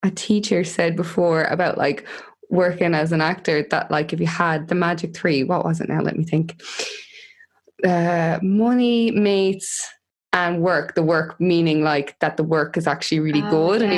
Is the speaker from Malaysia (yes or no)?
no; Tipperary, Munster, Ireland; moved away as an adult; also born or lived in Dublin / London; now in Tipperary, Ireland; I'm obviously from Tipperary, but I've, you know, been lived in Dublin for nearly 8 years, and then moved over to London